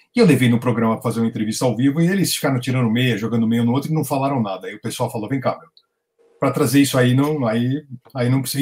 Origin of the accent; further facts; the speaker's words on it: Brazil; eu sou brasileiro, eu sou colecionador